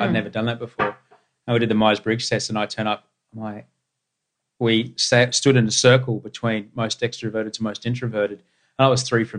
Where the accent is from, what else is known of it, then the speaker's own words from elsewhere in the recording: Queensland, Australia; I grew up in Queensland and then I went to a white middle class public school